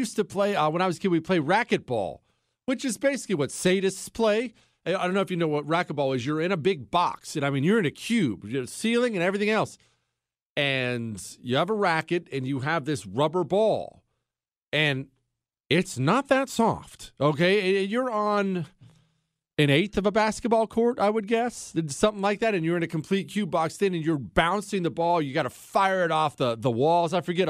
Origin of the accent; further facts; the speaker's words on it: United States; And I said no, because I'm an American.